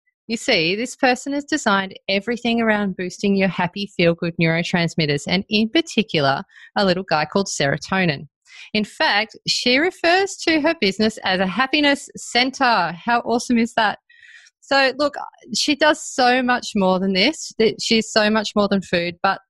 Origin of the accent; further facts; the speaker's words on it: Melbourne, Victoria, Australia; moved away; Oh, I'm so jealous I don't live closer because I'm from Melbourne. But I left Melbourne before you guys really existed.